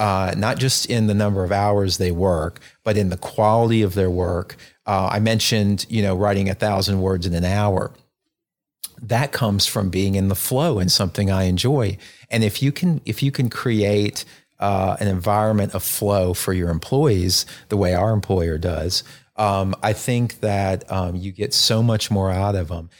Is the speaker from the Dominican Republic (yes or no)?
no; North Alabama, United States; moved away as an adult; also born or lived in North Carolina; I grew up in North Alabama